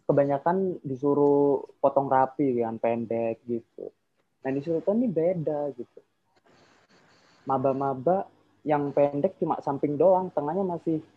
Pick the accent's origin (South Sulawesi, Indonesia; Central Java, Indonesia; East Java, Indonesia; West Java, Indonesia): East Java, Indonesia; Mojokerto; Oke, Mas Diva. … asalnya dari Mojokerto.